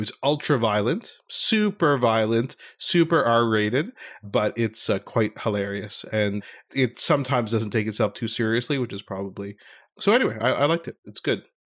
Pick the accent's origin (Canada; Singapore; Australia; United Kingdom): Canada; Ottawa, Ontario; my hometown of Ottawa.